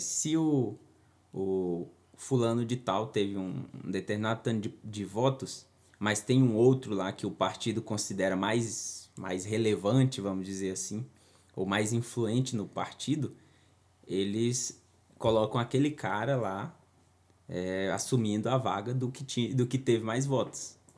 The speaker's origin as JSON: {"language": "Portuguese", "region": "Tocantins", "country": "Brazil", "said": "esse aqui é da minha terra. Lá no Tocantins"}